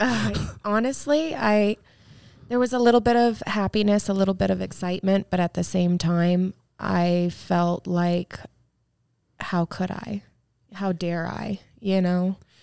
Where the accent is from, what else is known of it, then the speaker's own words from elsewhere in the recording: Apopka, Florida, United States; I was born in Apopka, Florida